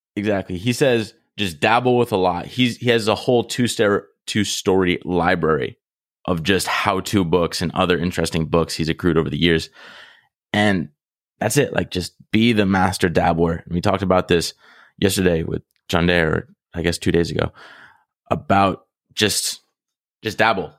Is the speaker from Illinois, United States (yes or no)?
no; Rhode Island, United States; moved away; I'm in my hometown right now and I know a lot of people that haven't seen hardly anything outside of Rhode Island